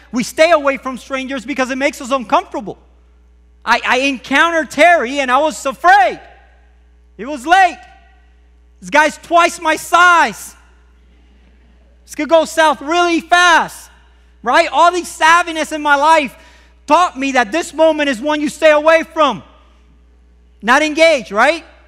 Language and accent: English; Puerto Rico; I grew up in Puerto Rico